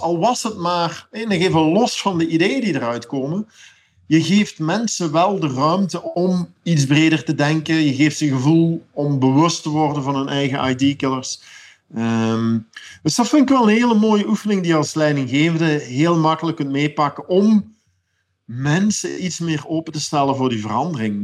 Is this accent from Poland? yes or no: no; Belgium; als Belg